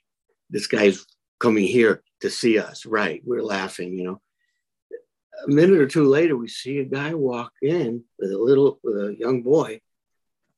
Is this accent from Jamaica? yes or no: no; New York City, New York, United States; I was like 9 or 10 years old, growing up in Brooklyn